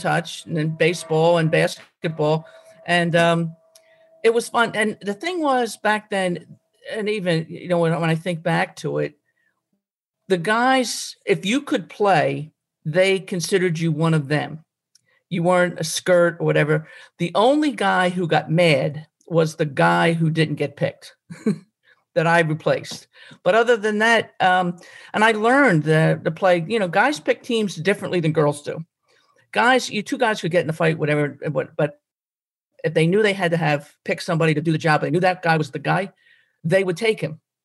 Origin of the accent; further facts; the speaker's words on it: Glenolden, Pennsylvania, United States; I grew up in Glen Olden and uh, over Briarcliff